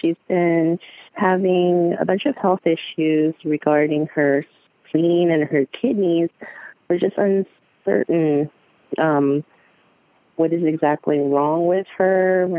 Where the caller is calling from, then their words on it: San Lorenzo, California, United States; I'm calling from San Lorenzo. That's up in Northern California.